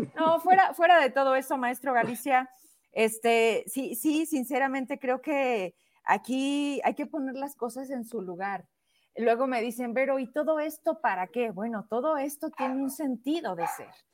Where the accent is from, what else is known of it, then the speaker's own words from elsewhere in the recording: Zacatecas, Mexico; somos zacatecanos y hemos vivido en esta tierra